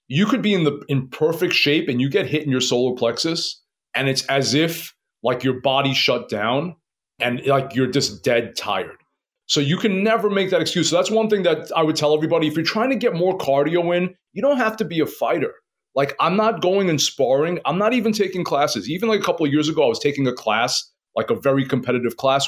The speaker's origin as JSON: {"language": "English", "town": "New York City", "region": "New York", "country": "United States", "tie": "born or raised there", "said": "I was born and raised in Queens."}